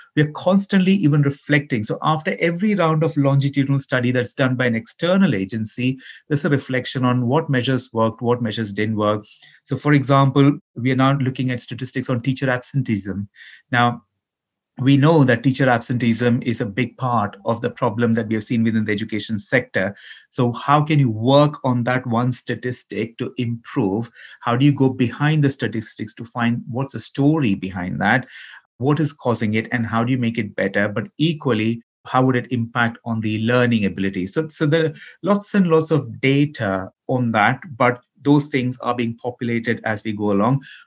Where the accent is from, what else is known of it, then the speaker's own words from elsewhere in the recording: Ahmedabad, Gujarat, India; also born or lived in Kerala, India; I was born in Kerala, in India, but I grew up in Gujarat, in Western India, in the city of Ahmedabad.